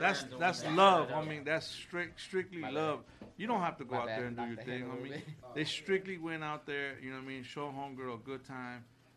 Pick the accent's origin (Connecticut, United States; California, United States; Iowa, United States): California, United States; Los Angeles; now in Oceanside, United States; I've been here 25 years. You know what I mean? I'm originally from South Central L.A.